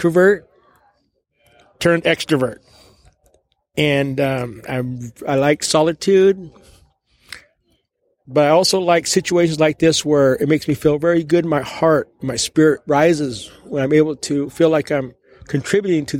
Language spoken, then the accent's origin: English; Klamath River, California, United States; I am from the Klamath River